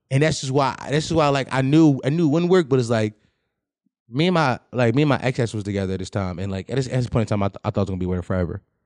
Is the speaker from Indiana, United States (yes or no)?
no; Philadelphia, Pennsylvania, United States; I'm from Philly